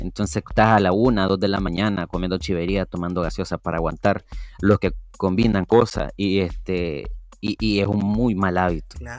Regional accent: Matiguás, Matagalpa, Nicaragua; soy de Matihuas Matagalpa

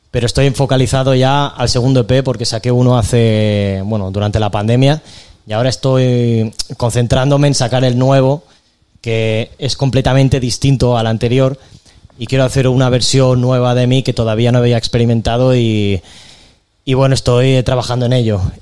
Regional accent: Castelldefels, Catalonia, Spain; soy de Castelldefels de toda la vida. Eh, bueno, también me muevo por Barcelona eh, desde hace, bueno, alrededor de, bueno, toda la vida que llevo aquí, ¿no?

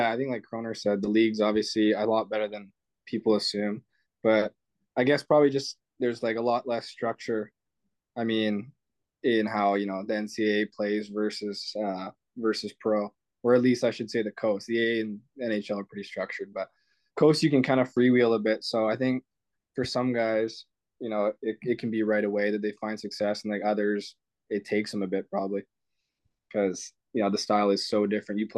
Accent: United States; I'm American.

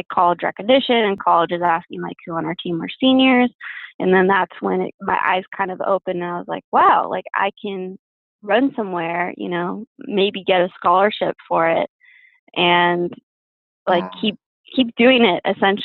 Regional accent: Downey, California, United States; now in Santa Barbara, United States; I grew up in Downey, which is in LA, and I went there, you know, elementary, middle, and high school

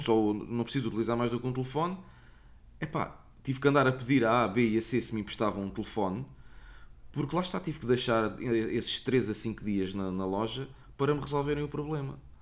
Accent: Portugal; não sou de cá, sou português

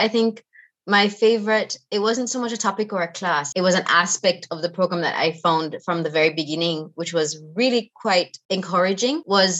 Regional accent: Jamaica; moved away as an adult; I'm from Jamaica and the time that the climate is so different.

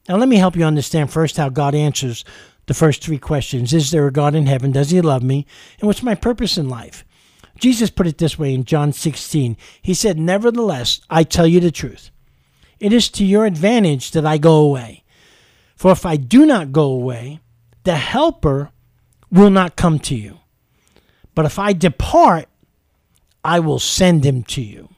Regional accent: New York, United States; accent: New York; I'm from New York. I got a New York accent.

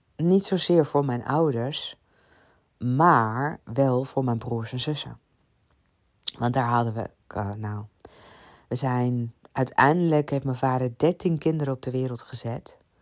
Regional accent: Ibiza, Balearic Islands, Spain; ik kom van Ibiza

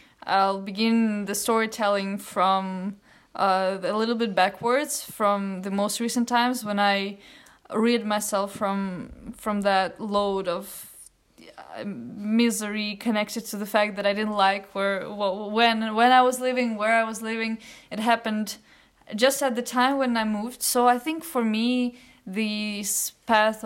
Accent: Ukraine; during the time when I was 12, 13, there were some drastic political changes in Ukraine, my home country

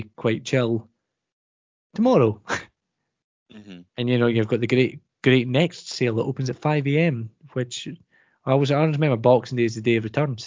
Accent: Scotland, United Kingdom; we as Scottish people

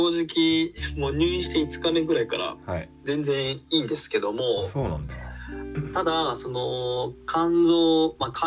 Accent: Nagoya, Aichi, Japan; 僕は、まあ、ずっと、まあ、名古屋で生まれ育って、はい、名古屋に住んでますけども

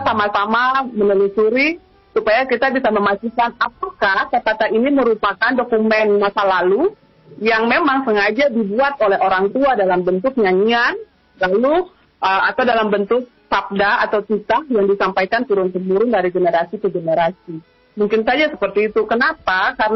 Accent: Maluku, Indonesia; kita, saya sendiri sebagai orang Maluku, saya mau, mau yang begitu konsen dengan uh, sastra lisan dan belakangan ini lebih ke Kapata

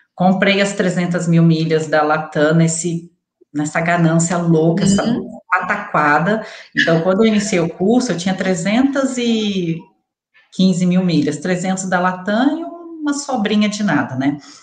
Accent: Resende, Rio de Janeiro, Brazil; Eu vim da roça, sabe? Eu nasci em Resende, interior do Rio de Janeiro, sabe? Eu era aquelas lá, meu pai criava boi e tal, eu sou da roça mesmo

